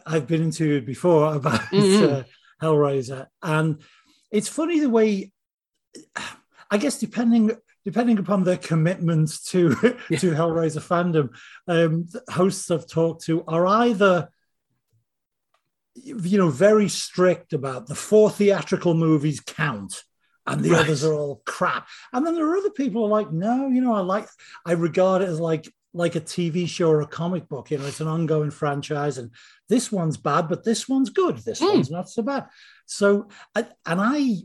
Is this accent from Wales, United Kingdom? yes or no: no; Liverpool, North West England, United Kingdom; accent: northern; I'm from Liverpool